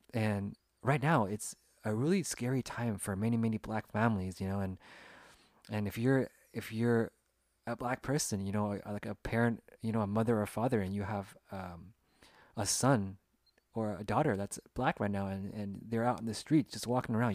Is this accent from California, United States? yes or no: yes; Sacramento, California, United States; I was born and raised in Sacramento, California, in the United States, and I grew up here